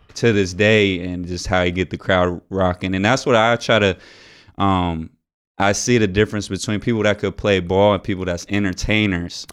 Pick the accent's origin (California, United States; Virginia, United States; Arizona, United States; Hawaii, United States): Arizona, United States; Tucson; my hometown